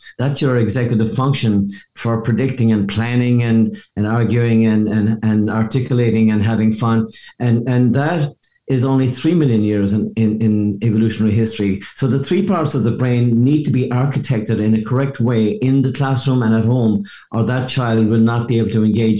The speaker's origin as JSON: {"language": "English", "country": "Ireland", "moved": "as an adult", "lives_now": "Seattle, United States", "said": "the fact that I came from Ireland to Seattle, and I didn't even know Seattle existed. I just happened to end up there by mistake. And I came here for one weekend in 1982, and I'm still here."}